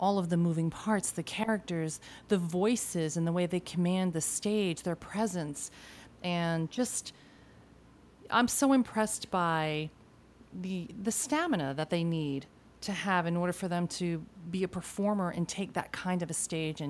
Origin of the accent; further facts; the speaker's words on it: Argentina; I was born in Argentina, so I speak Spanish